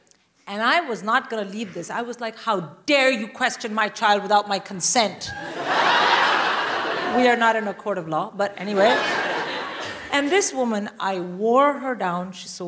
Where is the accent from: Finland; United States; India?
India; I'm Indian. I would rather die.